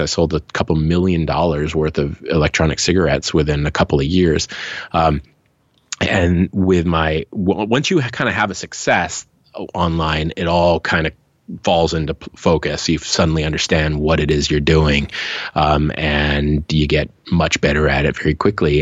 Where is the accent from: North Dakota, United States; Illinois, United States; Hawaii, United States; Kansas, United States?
Hawaii, United States; moved away; also born or lived in Seattle / Los Angeles; I'm from Hawaii. I left my small town, moved to mm. the mainland, went to Seattle first, later to Los Angeles